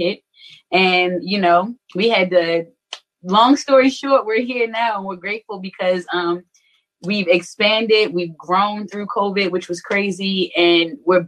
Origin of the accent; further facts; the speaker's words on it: Baltimore, Maryland, United States; also born or lived in St. Paul, Minnesota; originally I'm from St. Paul, Minnesota, but I did grow up in Baltimore. I moved to Baltimore when I was about 7 years old and grew up West Side Park Heights.